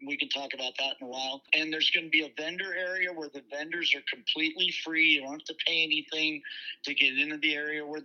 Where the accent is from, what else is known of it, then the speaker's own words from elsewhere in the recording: Los Angeles, California, United States; now in Tombstone, United States; I'm originally from the Los Angeles area